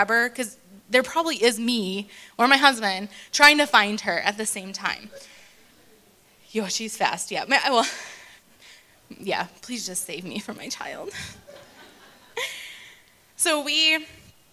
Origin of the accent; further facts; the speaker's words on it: United States; moved away as an adult; now in Johannesburg, South Africa; I am originally from America, but I've been living in Joburg for 8 years